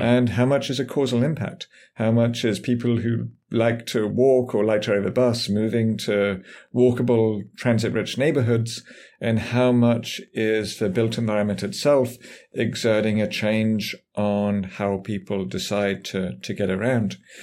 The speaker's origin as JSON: {"language": "English", "region": "England", "country": "United Kingdom", "tie": "born or raised there", "also_born_or_lived": "San Francisco, United States", "moved": "as an adult", "lives_now": "United States", "said": "I grew up in England, as might be obvious from my, from my voice"}